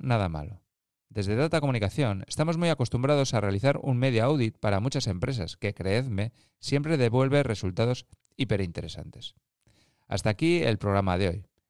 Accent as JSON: {"language": "Spanish", "region": "Basque Country", "country": "Spain", "said": "somos vascos"}